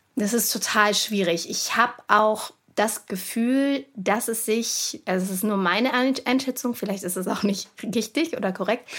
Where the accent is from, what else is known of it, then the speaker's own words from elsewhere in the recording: Cologne, North Rhine-Westphalia, Germany; meiner Heimatstadt